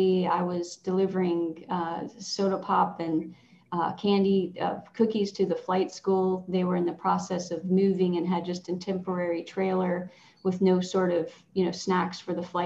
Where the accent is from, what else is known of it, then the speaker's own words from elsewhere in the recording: Southwest Virginia, United States; moved away as an adult; now in Williamsburg, United States; I grew up in Southwest Virginia.